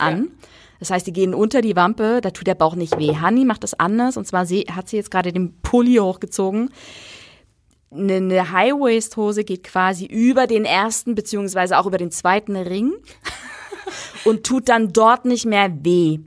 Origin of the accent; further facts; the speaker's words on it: East Germany, Germany; ich bin Ossi